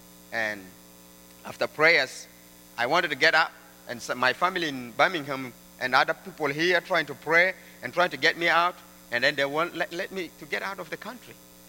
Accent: South Sudan; moved away as an adult; also born or lived in Mundri / United States; growing up in South Sudan, studying under the tree, writing on the dirt, not using pen and pencil

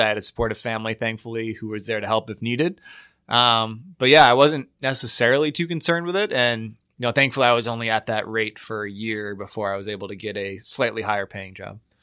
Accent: Latham, New York, United States; moved away; also born or lived in Troy, New York; grew up in Latham, New York, which no one has ever heard

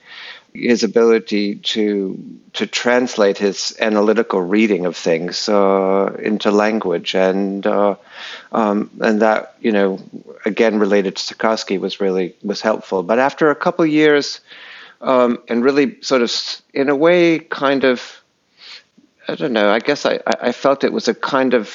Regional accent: New England, United States; moved away; I grew up in New England.

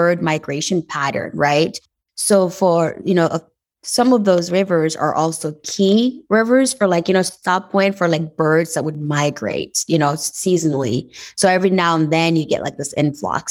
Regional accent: Dori, Sahel, Burkina Faso; English is a second language; moved away as an adult; now in United States; I was born and raised in Burkina Faso. And Burkina Faso is a country that is located in West Africa. And the town where I was born actually is called Dori

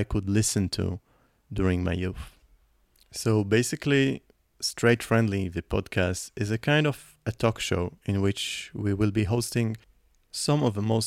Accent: Nahariya, Northern District, Israel; first language Hebrew; English is a second language; I also grew up in a very small town up in the north of Israel called Nahariya

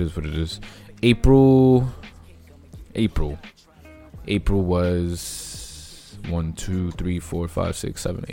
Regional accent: New York, United States; I'm from New York

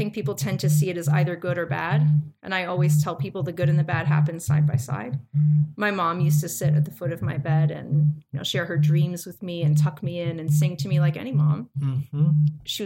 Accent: New York City, New York, United States; now in Memphis, United States; I was born in the Bronx. I was raised by parents

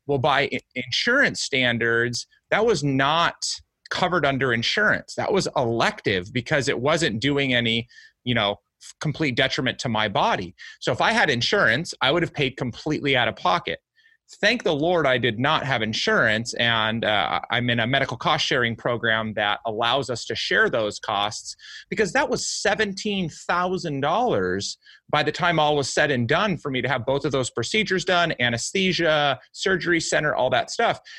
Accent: United States; I was born and raised in the United States

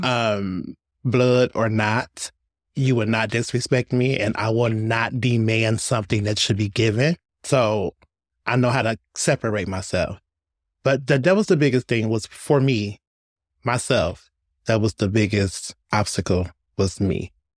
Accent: Detroit, Michigan, United States; I was born and raised in Detroit

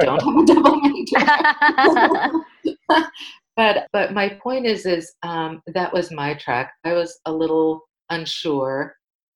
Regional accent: New York City, New York, United States; I grew up in New York City

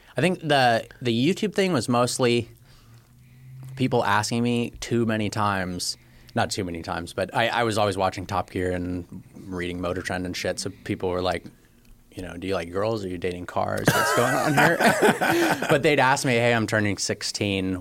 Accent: Palo Alto, California, United States; also born or lived in Michigan; I'm from Northern California, born in Palo Alto

